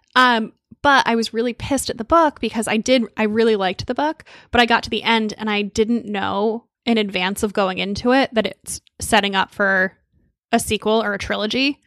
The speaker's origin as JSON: {"language": "English", "region": "Connecticut near New Haven", "country": "United States", "tie": "born or raised there", "also_born_or_lived": "Boston", "said": "I grew up in Connecticut near New Haven"}